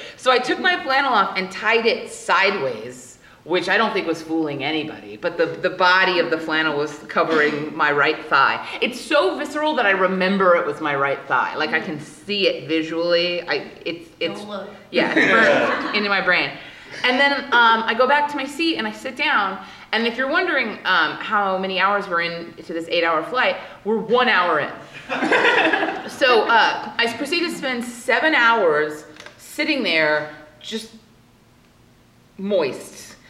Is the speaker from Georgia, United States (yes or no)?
no; Louisiana, United States; I go to college in Hawaii, I'm from Louisiana, and I'm going back home for the summer.